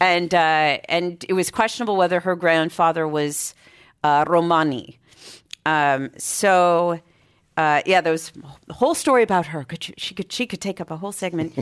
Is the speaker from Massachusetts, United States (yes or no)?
yes; Boston, Massachusetts, United States; moved away as an adult; now in San Francisco, United States; I grew up in Boston, Massachusetts